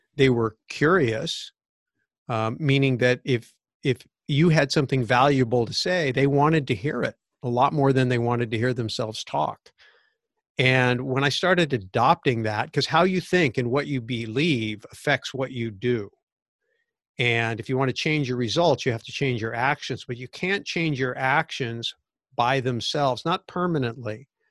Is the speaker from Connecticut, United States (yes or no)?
no; Santa Clara Valley, California, United States; I was growing up in Santa Clara Valley, which was a sleepy little orchard town pre-Silicon Valley